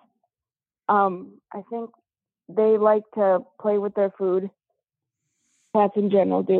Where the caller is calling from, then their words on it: Fargo, North Dakota, United States; From Fargo. Fargo.